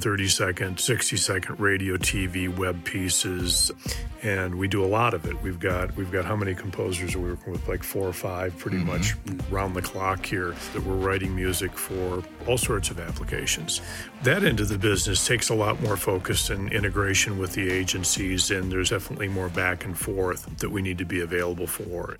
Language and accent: English; Detroit, Michigan, United States; moved away; I'm originally from Detroit, Michigan, and moved out here in the early 70s